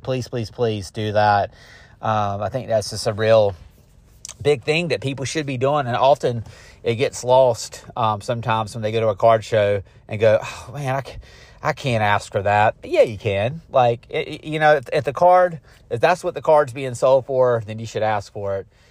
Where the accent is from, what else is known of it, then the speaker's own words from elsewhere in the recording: Garner, North Carolina, United States; Garner, North Carolina, which is my hometown